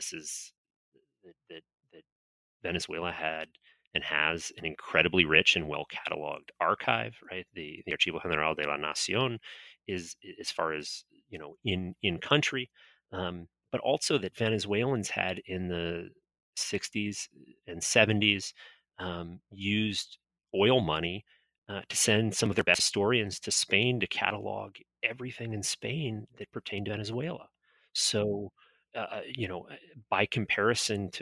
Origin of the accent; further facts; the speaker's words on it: North Florida, United States; I grew up in North Florida